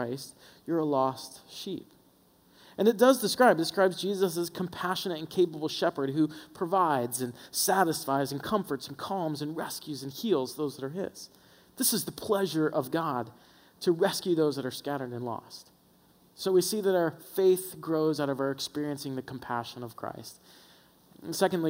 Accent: the South, United States; born or raised there

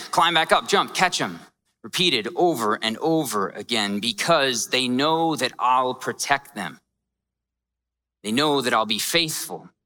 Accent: Scottsdale, Arizona, United States; I grew up here and I grew up in a really rough part of town. I grew up in Scottsdale.

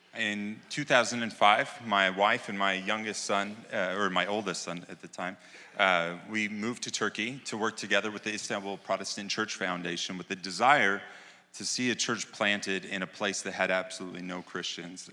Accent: United States; moved away; being an American

